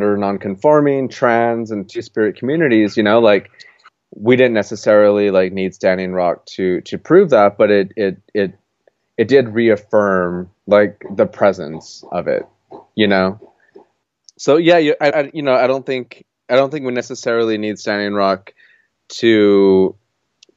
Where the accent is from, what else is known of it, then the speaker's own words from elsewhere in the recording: Gallup, New Mexico, United States; moved away as an adult; now in Portland, United States; I'm originally from Gallup, New Mexico. I grew up in Gallup for the first 18 years of my life